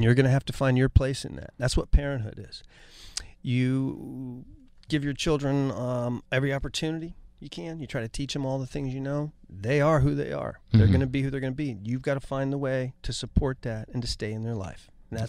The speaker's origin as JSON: {"language": "English", "region": "Ohio", "country": "United States", "tie": "born or raised there", "moved": "yes"}